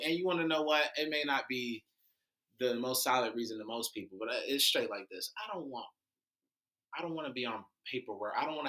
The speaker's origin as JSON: {"language": "English", "town": "Cleveland", "region": "Ohio", "country": "United States", "moved": "yes", "lives_now": "Tampa, United States", "said": "I'm from Cleveland, Ohio."}